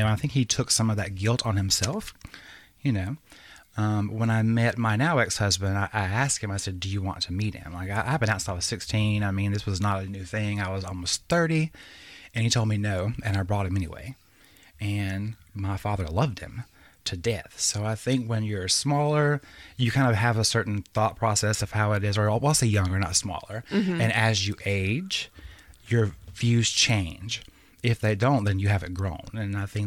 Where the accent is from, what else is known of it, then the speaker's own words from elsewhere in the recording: the South, United States; growing up in the South